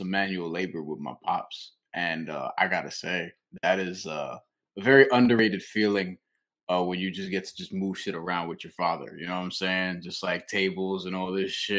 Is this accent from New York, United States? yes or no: yes; New York, United States; I'm from New York